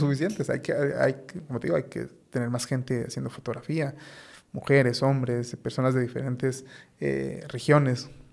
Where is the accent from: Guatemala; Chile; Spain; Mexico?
Guatemala; yo como muchos guatemaltecos